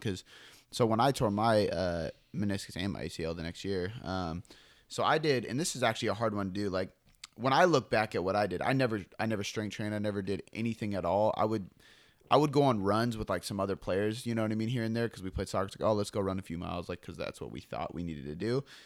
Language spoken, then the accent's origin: English; Seattle, Washington, United States; I'm from Seattle